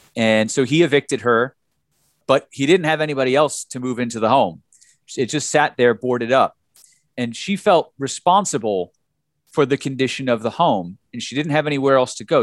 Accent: New Jersey, United States; moved away as an adult; now in Detroit, United States; I'm from New Jersey, you know, I, I, I, I've been here for, for ten years

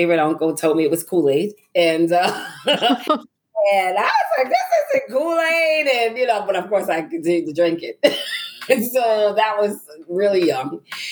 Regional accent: New York City, New York, United States; moved away as an adult; now in Griffin, Georgia, United States; I'm originally from Brooklyn, New York

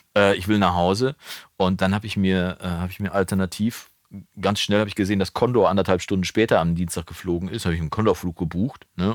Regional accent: Germany; also born or lived in Wolbeck, Münster, North Rhine-Westphalia; als Deutscher

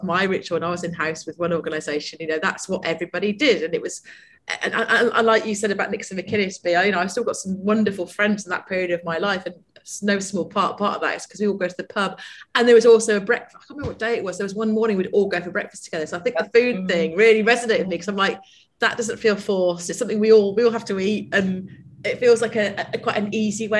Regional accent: United Kingdom; especially us being British

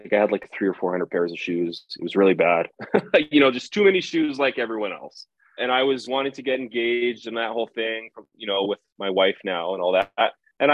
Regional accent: Winnipeg, Manitoba, Canada; I grew up in Winnipeg

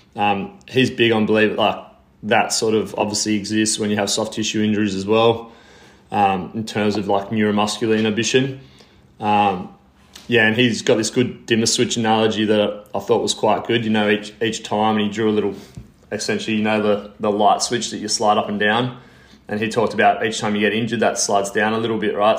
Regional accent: Sydney, New South Wales, Australia; I'm from Sydney in Australia.

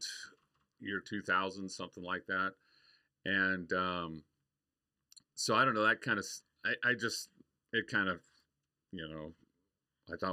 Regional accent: Idaho, United States; moved away as an adult; now in Arizona, United States; I grew up in Idaho on a farm.

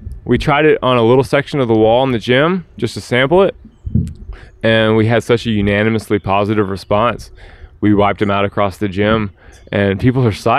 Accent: the South, United States; also born or lived in Atlanta; now in Nashville, United States; I'm from the South, man.

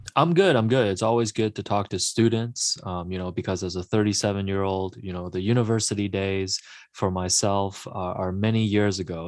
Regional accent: Markham, Ontario, Canada; English is a second language; also born or lived in Hong Kong; I grew up in Markham, and I remember I was going to school at the time where there was a huge influx of immigrants coming from Hong Kong like myself

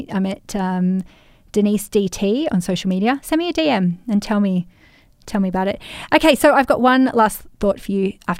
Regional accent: Australia; this is a double layer of being in the construction industry, being a man and being Australian.

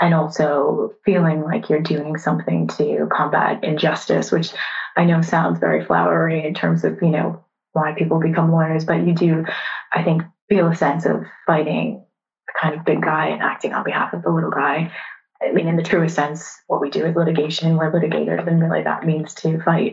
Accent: just outside Boston, Massachusetts, United States; accent: American; moved away as an adult; also born or lived in New York; now in United Kingdom; I'm originally from just outside Boston and grew up there

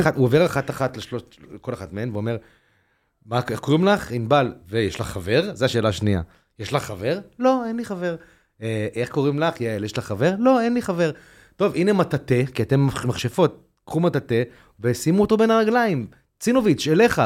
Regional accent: Tel Aviv, Tel Aviv District, Israel; ואני גדלתי בתל אביב

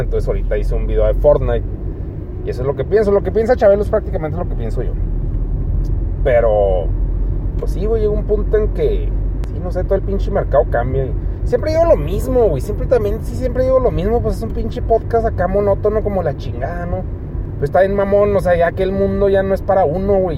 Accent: Mexico; Así somos los mexicanos

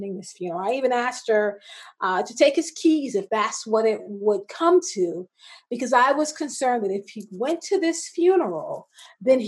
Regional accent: South Carolina, United States; also born or lived in Washington, D.C. / New York; now in Baltimore, United States; I am originally from South Carolina. I grew up between South Carolina and Washington, D.C.

